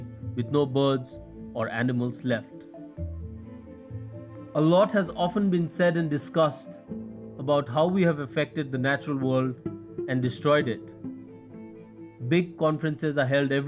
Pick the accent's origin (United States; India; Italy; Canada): India; Gangtok, Sikkim; I'm a poet from Gangtok, India.